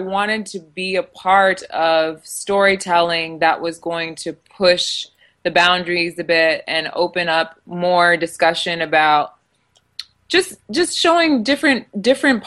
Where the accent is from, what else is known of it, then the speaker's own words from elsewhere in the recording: United States; So I have parents who are from Nigeria, but I was born here in the States